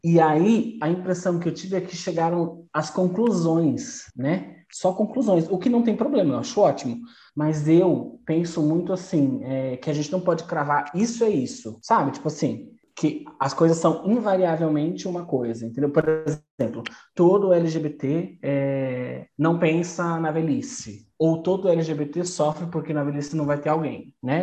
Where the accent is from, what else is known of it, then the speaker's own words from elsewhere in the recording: Brazil; eu sou brasileira